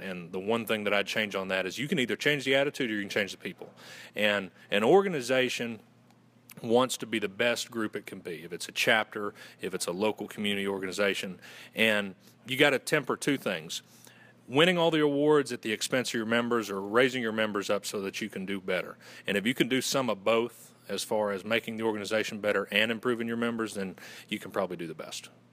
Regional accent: Western North Carolina, United States; accent: Southern; I'm originally from Western North Carolina

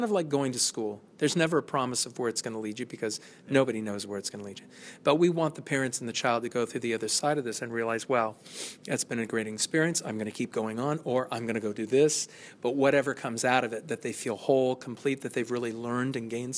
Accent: California, United States; I come from California, and I don't care where you go.

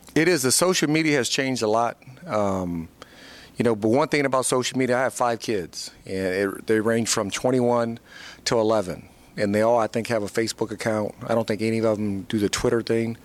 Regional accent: Fort Wayne, Indiana, United States; moved away as an adult; my hometown in Fort Wayne, Indiana

